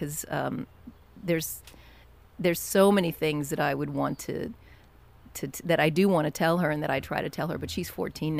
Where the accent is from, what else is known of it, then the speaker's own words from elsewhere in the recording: Kentucky, United States; I grew up in Kentucky, and and we lived in a, you know, pretty small town and a place where everybody kind of knew each other, and you didn't lock your doors at night